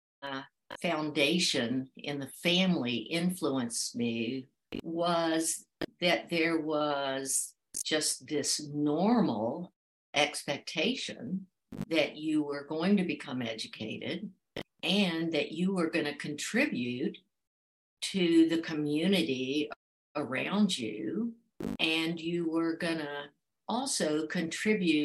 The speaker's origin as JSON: {"language": "English", "town": "Blacksburg", "region": "Virginia", "country": "United States", "tie": "born or raised there", "moved": "as an adult", "said": "I was born and raised in Blacksburg, Virginia"}